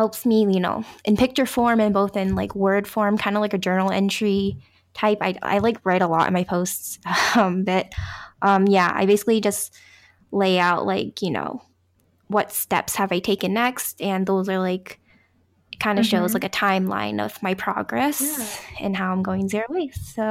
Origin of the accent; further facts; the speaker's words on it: Tacoma, Washington, United States; moved away; I actually grew up in the Pacific Northwest, so like near Seattle